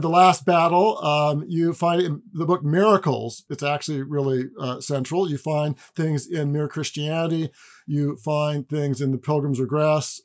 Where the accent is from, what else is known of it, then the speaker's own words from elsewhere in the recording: Pacific Northwest, United States; also born or lived in Southern California; I grew up in the Pacific Northwest